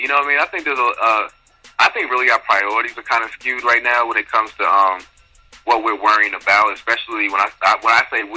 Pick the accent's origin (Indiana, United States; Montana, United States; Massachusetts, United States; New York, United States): Massachusetts, United States; Boston; I'm born and raised in Boston